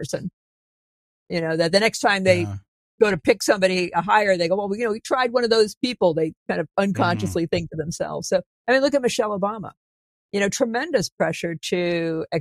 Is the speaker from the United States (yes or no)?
yes; New England, United States; I'm from New England.